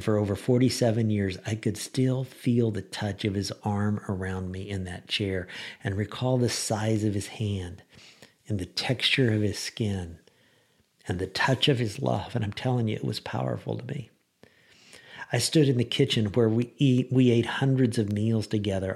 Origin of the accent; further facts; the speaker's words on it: Lincoln, Illinois, United States; moved away; I was in Lincoln, Illinois for Thanksgiving, my hometown, and I had a total blast from the, from the past. You know, I grew up in Lincoln